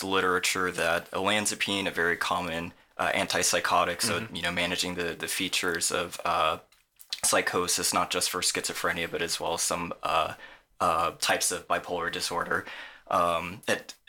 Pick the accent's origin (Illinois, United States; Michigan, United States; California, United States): California, United States; moved away as an adult; also born or lived in Virginia; now in Cork, Ireland; I'm from California. I'm going to clarify my accent right now